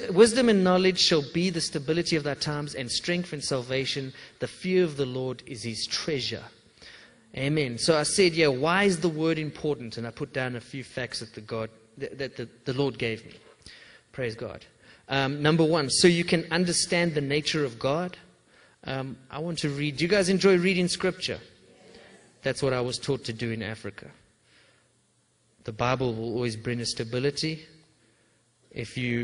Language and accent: English; England, United Kingdom; I'm English